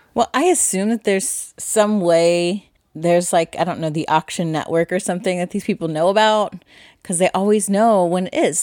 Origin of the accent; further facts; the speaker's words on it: Midwest, United States; Midwest farm girl rural kind of person I am